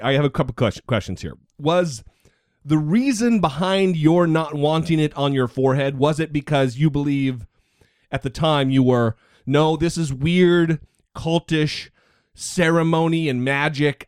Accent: northern Idaho, United States; I grew up in northern Idaho

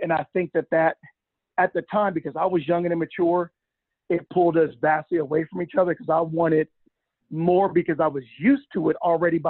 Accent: Los Angeles, California, United States; I grew up in South Central LA on 2nd Avenue in Slauson, like in the hood, like not pretend hood, like in the hood.

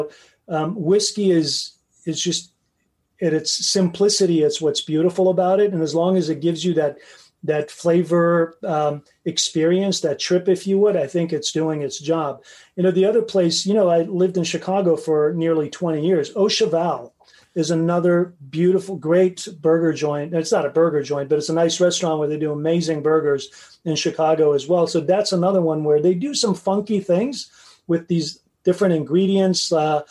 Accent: Tehran, Tehran Province, Iran; moved away; I was born in Iran, believe it or not, in Tehran

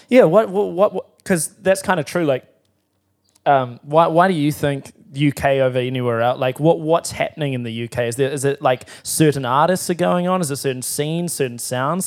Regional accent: Timaru, Canterbury, New Zealand; I'm from Timaru

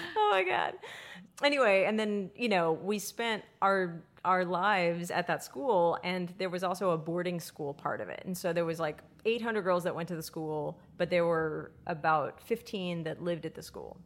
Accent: Texas, United States; we were from Texas

